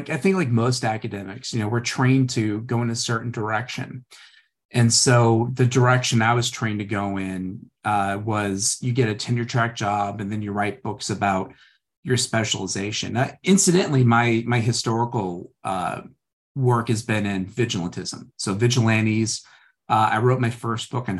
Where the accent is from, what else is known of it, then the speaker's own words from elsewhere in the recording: St. Louis, Missouri, United States; I'm from St. Louis, very blue collar family